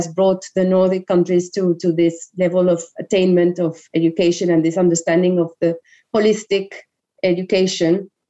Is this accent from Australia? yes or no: no; Colombia; English is a second language; As I said, I learned English. The majority of others in Colombia who wouldn't have access to that don't have that opportunity.